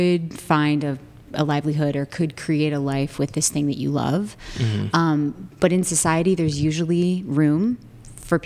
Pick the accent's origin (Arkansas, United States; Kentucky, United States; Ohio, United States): Ohio, United States; Cincinnati; I am from Cincinnati, Ohio. Big Italian family there.